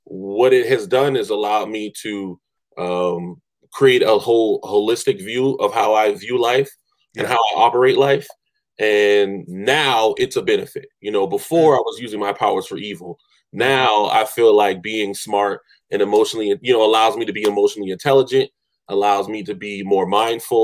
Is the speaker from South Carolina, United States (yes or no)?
yes; Charleston, South Carolina, United States; I came from Morningside Middle School, which is in the middle of the hood.